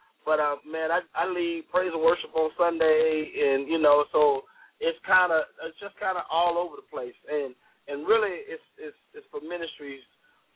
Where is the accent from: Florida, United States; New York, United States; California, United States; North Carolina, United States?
Florida, United States; Deerfield Beach; now in Fayetteville, United States; I'm from a small town called Deerfield Beach, which is near Fort Lauderdale, Florida.